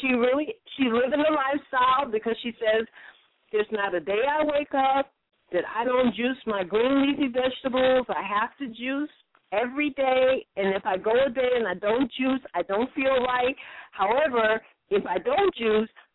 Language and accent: English; New York, United States; Everybody knows that I'm not from California. When I talk, they all know I'm from New York